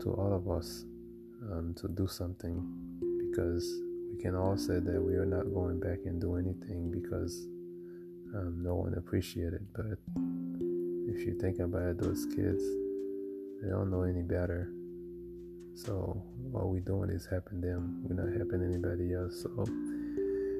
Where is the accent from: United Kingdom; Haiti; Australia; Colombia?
Haiti; moved away; as a kid growing up in Haiti